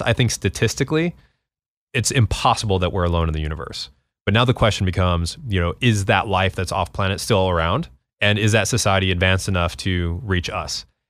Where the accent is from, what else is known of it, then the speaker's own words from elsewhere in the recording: New Mexico, United States; growing up in New Mexico